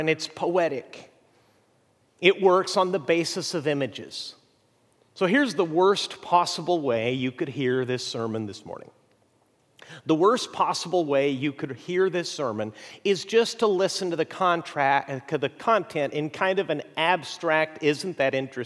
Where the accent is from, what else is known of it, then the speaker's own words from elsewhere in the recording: Mexico; moved away; I grew up in Mexico